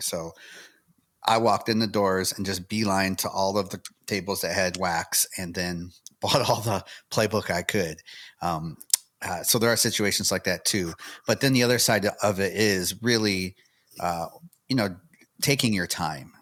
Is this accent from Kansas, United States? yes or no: no; Michigan, United States; now in Tennessee, United States; lived near each other up in Michigan